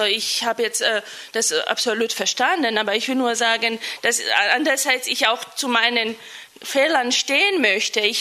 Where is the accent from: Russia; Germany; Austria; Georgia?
Georgia; first language Georgian; German is a second language; mein Deutsch ist so eigen. Ich benutze gerne mein andere, weil meine Muttersprache Georgisch ist, ähm, auch andere Redewendungen.